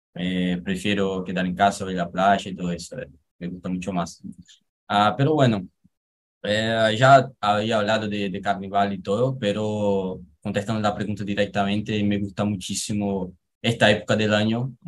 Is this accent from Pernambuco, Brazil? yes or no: yes; Pernambuco, Brazil; Spanish is a second language; soy de Pernambuco